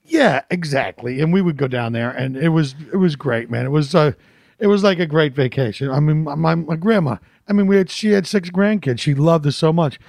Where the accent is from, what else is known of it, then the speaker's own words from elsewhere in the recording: Philadelphia, Pennsylvania, United States; moved away; I'm from Philly, so I love a good cheesesteak